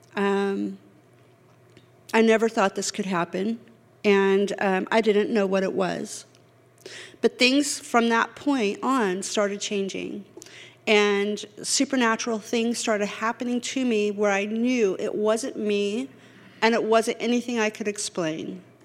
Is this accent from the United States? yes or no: yes; California, United States; moved away; I'm from California.